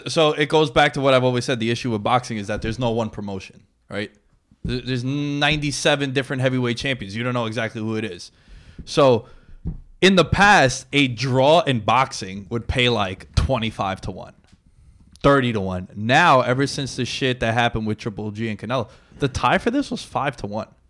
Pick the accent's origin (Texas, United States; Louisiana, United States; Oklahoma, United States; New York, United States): New York, United States; New York City; we're from New York City